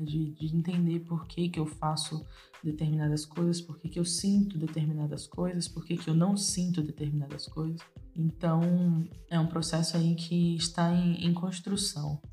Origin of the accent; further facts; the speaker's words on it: Salvador, Bahia, Brazil; nasci e cresci em Salvador, amo a minha cidade, amo o meu lugar no mundo, que é aqui